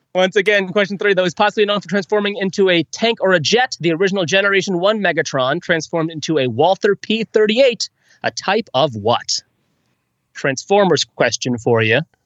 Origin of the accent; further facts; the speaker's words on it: St. Louis, Missouri, United States; My hometown